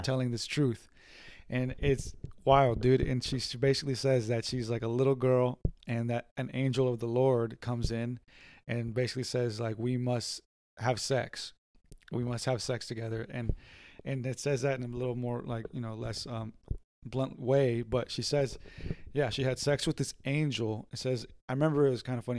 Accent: San Diego, California, United States; we're from San Diego

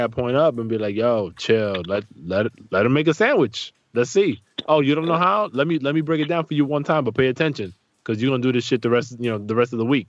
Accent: New York City, New York, United States; moved away; I'm from the Bronx originally, so I credit a lot of, you know, the things I'm able to do to the fact that I was brought up in that environment

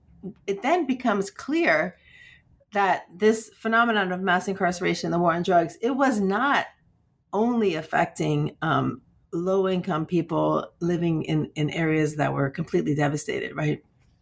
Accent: Washington, District of Columbia, United States; but I'm also originally from Washington, DC.

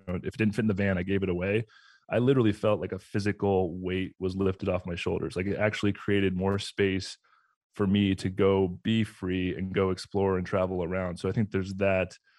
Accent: Southern California, United States; moved away as an adult; also born or lived in Atlanta / Tampa; I grew up in Southern California.

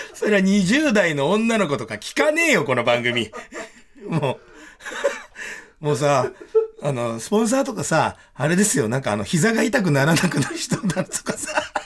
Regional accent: Tokyo, Japan; 武蔵小山という、本当にね、もう車一台入れない、もう路地がワわってなって、今はもう開発が始まっちゃって全然違う風景になっちゃったけど、もう一軒飲み屋からもう、こう食べ物屋さんからがブシャーって何百年、何百軒も、もう所狭しと渦巻いている中で僕はもう生まれ育って

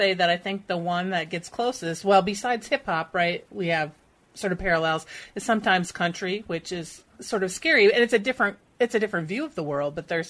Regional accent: Minneapolis, Minnesota, United States; I grew up in Minneapolis, right?

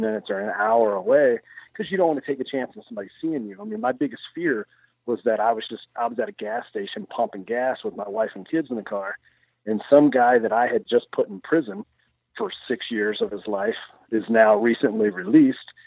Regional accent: Central Kentucky, United States; moved away as an adult; now in Farmington, Iowa, United States; I grew up in Central Kentucky, very rural area.

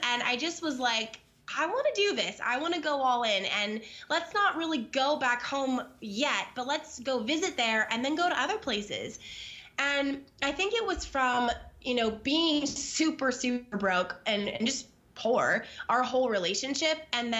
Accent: California, United States; We're from Southern California. We moved to the Midwest into like the mountains in Arkansas. So just like very opposite of where we're from, where we were born and raised, where we met.

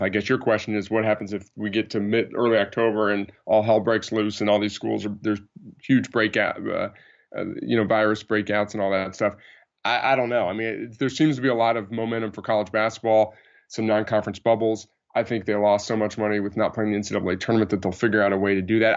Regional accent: New Jersey, United States; moved away; I grew up in New Jersey, North Jersey

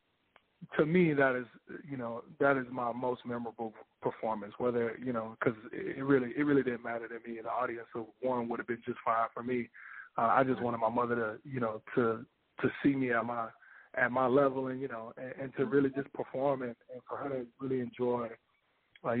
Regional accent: Houston, Texas, United States; moved away; in Houston, Texas, and I wanted to do it, you know, in my hometown

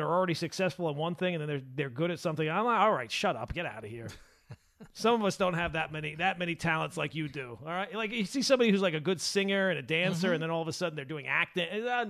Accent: Long Island, New York, United States; We're both from Long Island

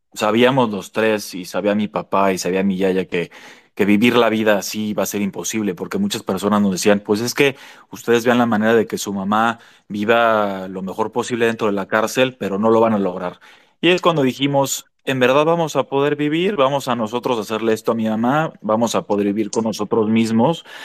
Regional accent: Mexico; somos los mexicanos

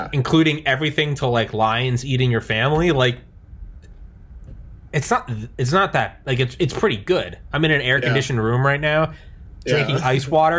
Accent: New England, United States; I am from New England

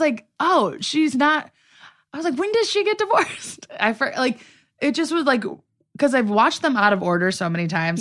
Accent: Midwest, United States; now in Los Angeles, United States; I'm from the Midwest

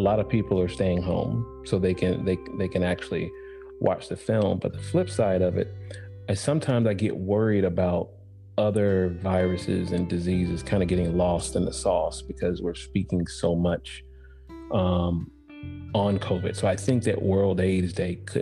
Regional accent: Atlanta, Georgia, United States; I come from Atlanta

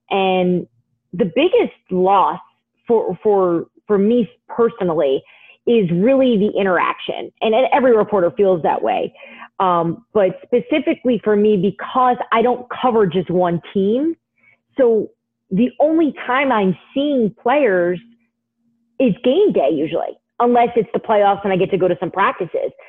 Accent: North New Jersey, United States; I'm from the North New Jersey area, so we're we're Jets Giants people

